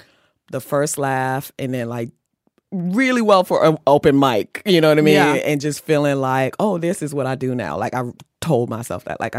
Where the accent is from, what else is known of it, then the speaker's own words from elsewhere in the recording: Maryland, United States; moved away as an adult; I moved to New York from Maryland after I finished high school to go to FIT to go into fashion design.